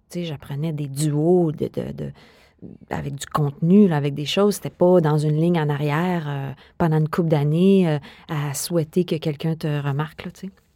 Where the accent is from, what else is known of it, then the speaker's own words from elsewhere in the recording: Montreal, Quebec, Canada; moved away as an adult; also born or lived in Netherlands; moi, je viens de Montréal